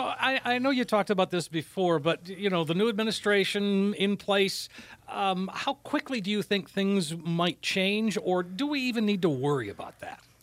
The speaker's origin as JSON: {"language": "English", "region": "Minnesota", "country": "United States", "said": "I'm from Minnesota"}